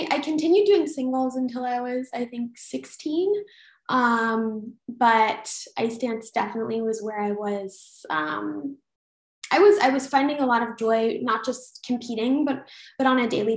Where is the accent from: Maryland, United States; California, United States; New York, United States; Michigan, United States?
Michigan, United States; Detroit; I grew up in Detroit